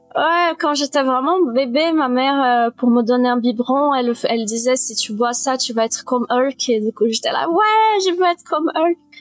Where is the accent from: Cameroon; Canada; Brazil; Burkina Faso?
Brazil; moved away; also born or lived in France; j'ai vécu deux tiers de ma vie au Brésil